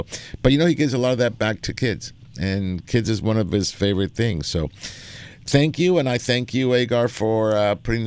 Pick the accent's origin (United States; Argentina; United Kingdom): Argentina; I'm from Argentina